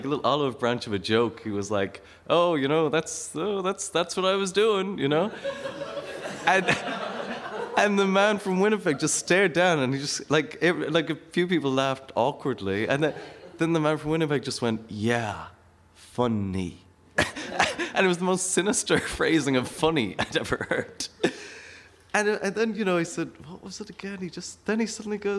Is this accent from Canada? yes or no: no; Ireland; I'm from Ireland.